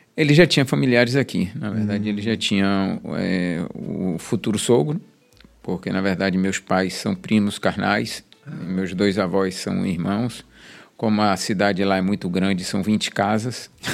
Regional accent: Salvador, Bahia, Brazil; Nasci na Roma Negra, no Hospital Espanhol

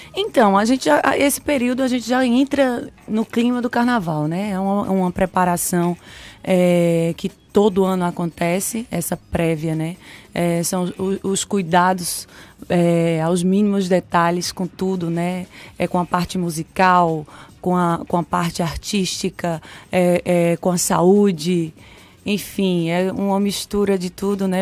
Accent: Sobradinho, Bahia, Brazil; also born or lived in Pernambuco; now in Salvador, Brazil; nasci em Pernambuco, cresci aqui na Bahia, no interior da Bahia, em Sobradinho. Uhum. E a minha infância toda foi lá.

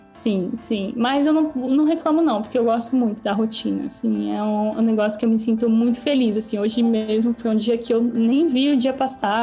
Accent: São Paulo, Brazil; first language Portuguese; moved away as an adult; now in Canada; Sou de São Paulo

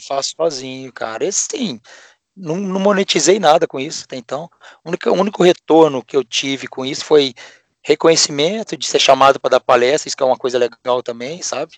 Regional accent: Juiz de Fora, Minas Gerais, Brazil; moved away as an adult; now in Ribeirão Preto, Brazil; eu sou mineiro, de hoje de Fora, é, nascido e fiz faculdade lá, minha família toda de ah, lá mesmo.

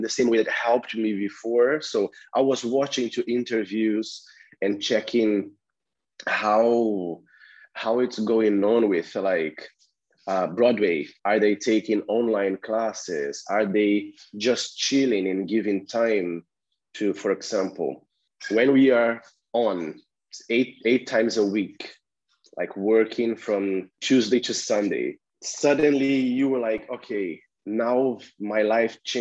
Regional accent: Brazil; now in London, United Kingdom; I'm originally from Brazil

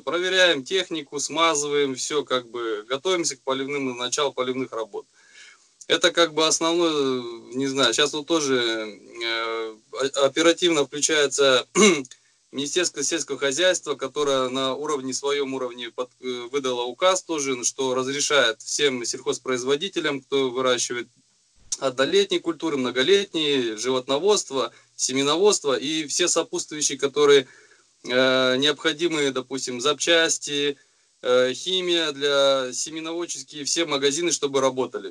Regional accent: Kostanay Region, Kazakhstan; moved away; сам вообще родом из Кустанайской области, со степей, где вырос

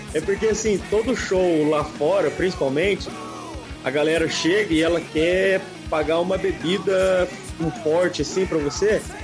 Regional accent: São José dos Campos, São Paulo, Brazil; A gente é de São José dos Campos, São Paulo, cidade do lendário atômico

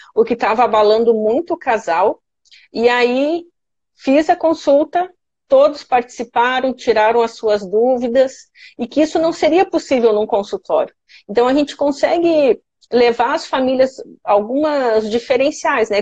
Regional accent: Santa Maria, Rio Grande do Sul, Brazil; moved away as an adult; now in Florianópolis, Brazil; eu cresci, nasci, fiz tudo lá em Santa Maria

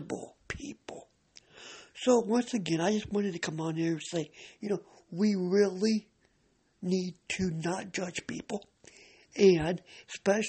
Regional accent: Cedar Rapids, Iowa, United States; I am from Cedar Rapids, Iowa

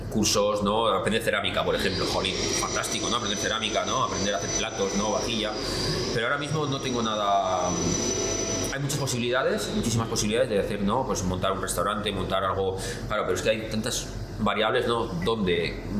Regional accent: Basque Country, Spain; la cultura es lo que pasa que también yo soy, vasco, entonces claro, entre vascos y japoneses, ¿sabes?

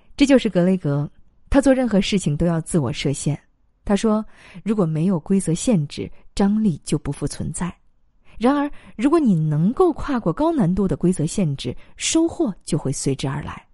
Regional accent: China; 我们中国人过春节

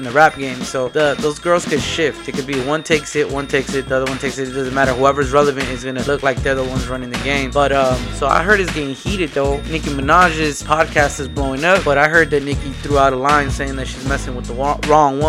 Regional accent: California, United States; I'm from Cali

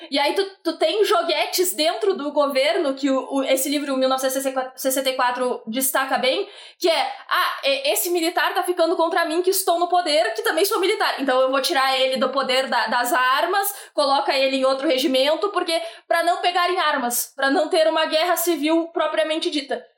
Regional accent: Bagé, Rio Grande do Sul, Brazil; eu e o Felipe somos de Bagé

